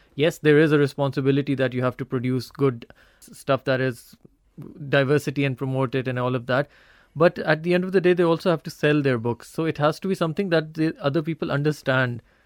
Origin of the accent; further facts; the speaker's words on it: Pakistan; being a Pakistani